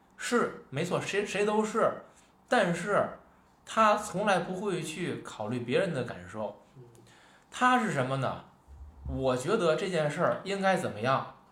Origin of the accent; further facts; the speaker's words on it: Tianjin, China; accent: Tianjin dialect; 咱私下聊天儿，嗯。咱可能是说天津话